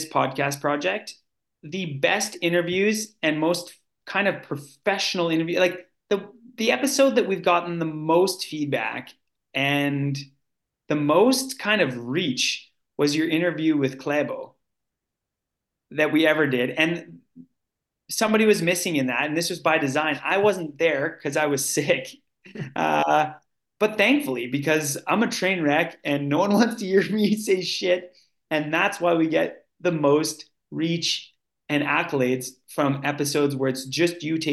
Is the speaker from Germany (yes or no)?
no; Canada; now in Norway; I'm Canadian